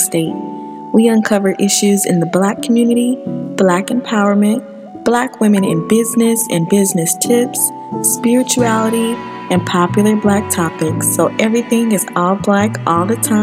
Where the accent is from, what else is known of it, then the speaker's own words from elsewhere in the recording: Detroit, Michigan, United States; growing up in Detroit